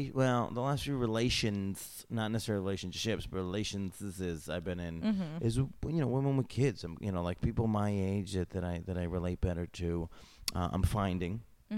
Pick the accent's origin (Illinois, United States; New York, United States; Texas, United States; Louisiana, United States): New York, United States; In New York State, which is what I know because I'm from New York State.